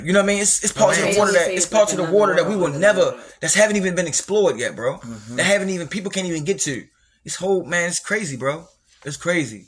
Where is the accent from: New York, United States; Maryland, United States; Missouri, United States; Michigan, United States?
Maryland, United States; Baltimore; Growing up in Baltimore